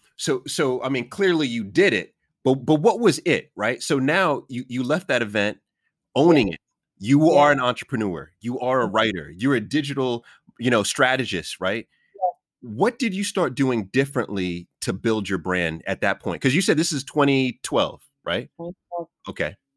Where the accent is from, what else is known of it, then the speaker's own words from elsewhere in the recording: New York City, New York, United States; I was born in Jamaica, Queens